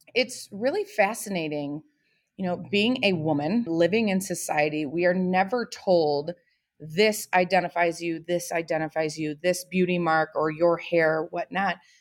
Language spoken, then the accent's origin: English; Toledo, Ohio, United States; I am from Toledo, Ohio